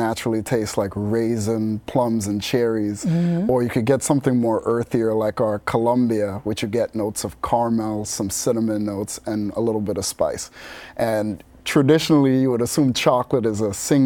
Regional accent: New York City, New York, United States; growing up in Bed-Stuy, Brooklyn

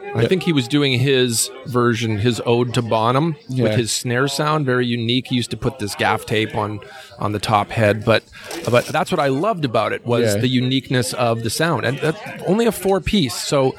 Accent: the Prairies, Canada; So Todd and I, we're from Canada. Yeah. We're Prairie Boys, you know.

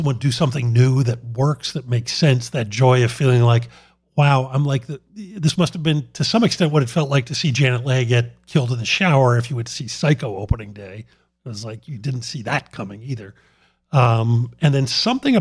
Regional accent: Philadelphia, Pennsylvania, United States; I grew up in Philadelphia under Mayor Frank Rizzo

